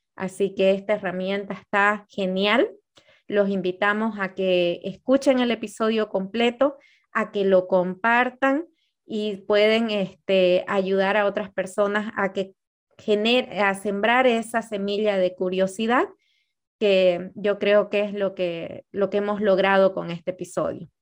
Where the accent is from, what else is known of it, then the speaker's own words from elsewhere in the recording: Bolivia; Nosotras somos bolivianas